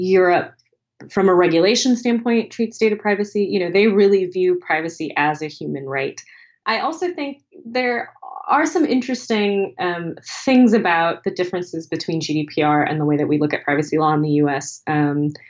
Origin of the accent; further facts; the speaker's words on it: United States; as an American